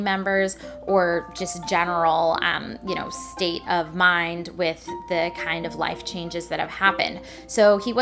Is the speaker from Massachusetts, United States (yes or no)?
no; Washington, United States; my home state, Washington